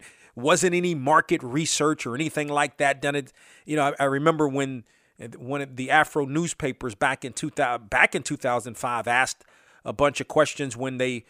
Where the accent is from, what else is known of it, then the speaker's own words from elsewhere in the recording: Washington, District of Columbia, United States; I grew up in the Washington area.